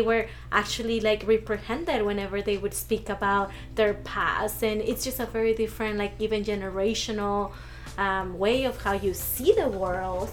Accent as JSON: {"language": "English", "region": "Arizona", "country": "United States", "tie": "born or raised there", "also_born_or_lived": "Mexico", "said": "growing up here, I didn't really see Arizona as home"}